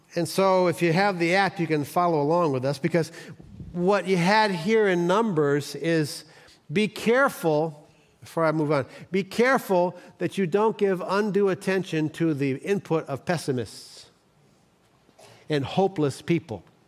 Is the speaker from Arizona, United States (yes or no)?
no; Cleveland, Ohio, United States; I'm from Cleveland